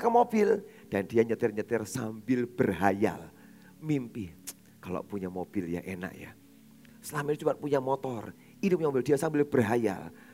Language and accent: Indonesian; Surabaya, East Java, Indonesia; born or raised there